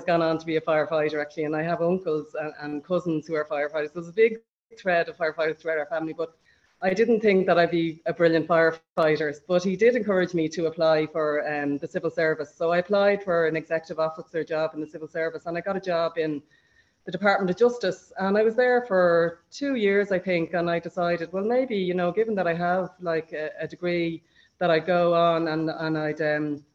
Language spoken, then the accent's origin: English; Clondalkin, County Dublin, Ireland; moved away as an adult; now in Jordan; I grew up in Clondalkin